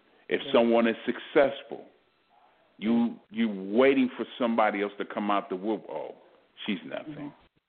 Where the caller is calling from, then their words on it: Texas, United States; I'm calling from Texas.